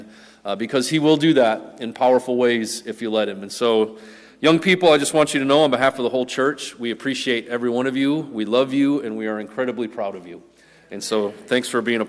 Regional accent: Wisconsin, United States; We grew up in Wisconsin

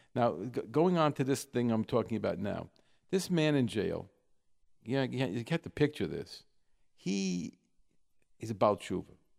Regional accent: New York, United States; moved away; I'm come from New York

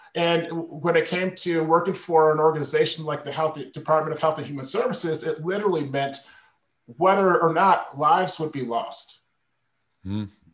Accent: Michigan, United States; moved away as an adult; also born or lived in Las Vegas; my wife and I relocated back to Michigan, which is my home state

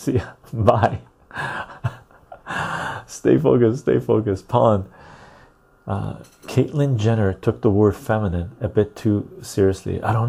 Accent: Turkey; If it's about the economy, my country sucks too. I'm from Turkey.

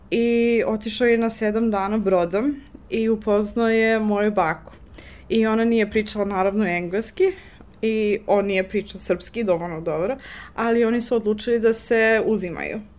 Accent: Johannesburg, Gauteng, South Africa; Croatian is a second language; moved away as an adult; now in Serbia; ove, rođena sam u Južnu Afriku, Johannesburg. Hm. E, tamo sam odrasla, šesta generacija u porodici. Moji su pod reklom iz Crnogore

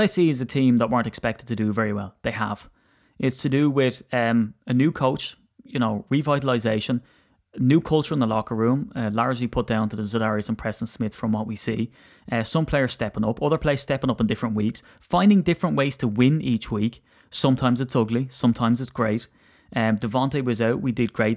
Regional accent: Ireland; I'm an Irishman

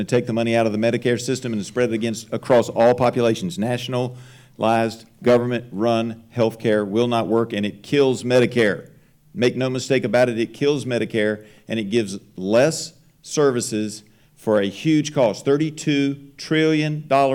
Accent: Salem, Virginia, United States; I grew up in Salem in a single-parent household.

